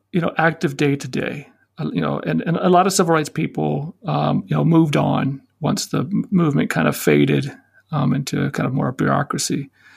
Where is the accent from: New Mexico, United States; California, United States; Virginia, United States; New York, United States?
Virginia, United States; Arlington; I was born and raised in Arlington, Virginia. Well, I mean, I'm a Southerner. Arlington was nice. I mean, it was, you know, right outside DC.